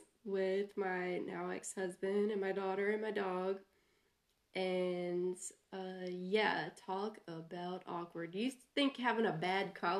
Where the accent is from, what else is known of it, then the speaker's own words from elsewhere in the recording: Alabama, United States; I'm from Alabama